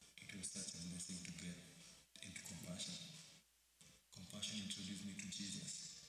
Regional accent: Nairobi, Kenya; I was born in Matare, Nairobi, Kenya. I grew up hungry, and as a little boy, I went to the streets of Nairobi

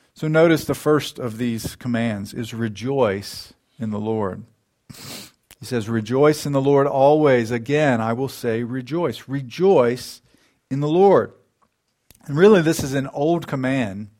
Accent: United States; we as American Christians

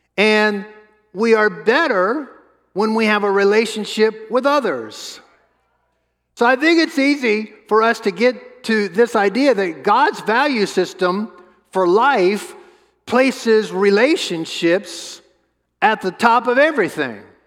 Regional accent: New Orleans, Louisiana, United States; we grew up in New Orleans together, and we were in middle school together

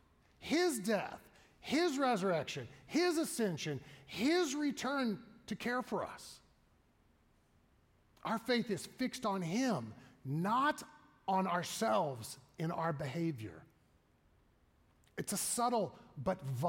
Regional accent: the Bible Belt, United States; growing up in the Bible Belt.

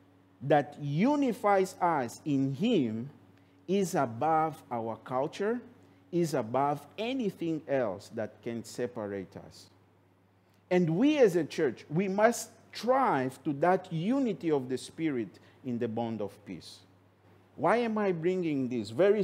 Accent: Angola; simply because that brother is from Angola, I am from Angola, then we can get together because we have the same culture.

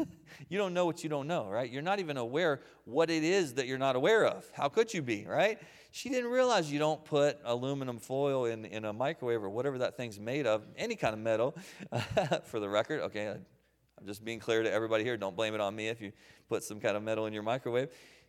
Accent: Waynesboro, United States; And I grew up here in Waynesboro, and we lived on Henry Avenue at the time, out behind Roses.

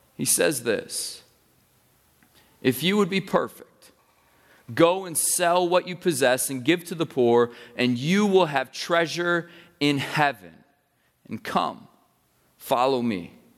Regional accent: United States; as American people

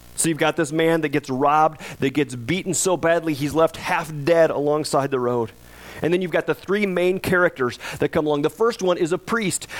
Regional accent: United States; we as American Christians

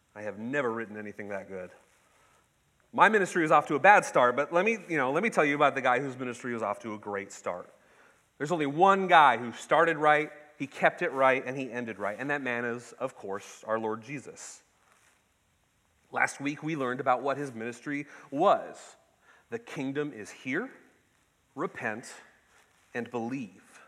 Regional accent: Ketchikan, Alaska, United States; I was born and raised in Ketchikan, the salmon capital of the world

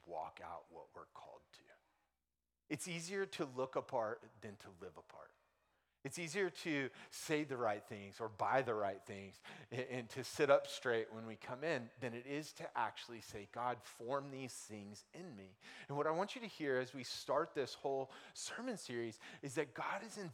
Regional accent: United States; I grew up in America

